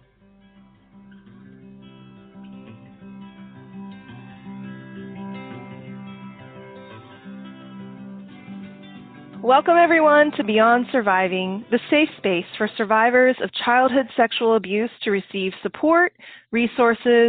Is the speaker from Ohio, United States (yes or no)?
no; Oklahoma, United States; I'm from Oklahoma, so I love my country folks.